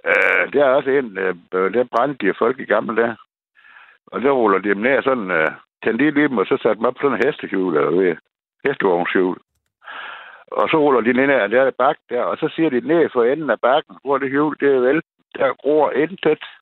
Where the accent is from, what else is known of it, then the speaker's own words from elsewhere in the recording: Læsø, North Denmark Region, Denmark; jeg kommer fra Læsø